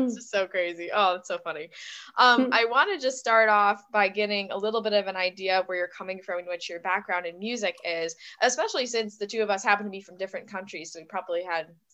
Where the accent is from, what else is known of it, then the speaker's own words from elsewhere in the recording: United States; being an American